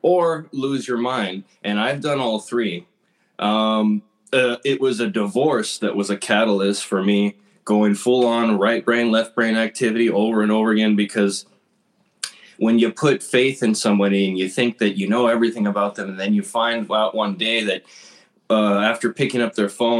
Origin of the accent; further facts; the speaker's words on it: Los Angeles, California, United States; also born or lived in San Diego; I got priced out of my hometown of Highland Park, California